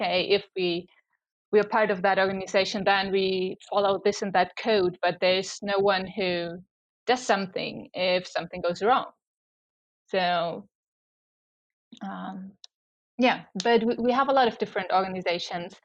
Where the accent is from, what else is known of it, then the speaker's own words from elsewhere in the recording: around Munich, Bavaria, Germany; also born or lived in Kiel; I was raised around Munich and I'm still there.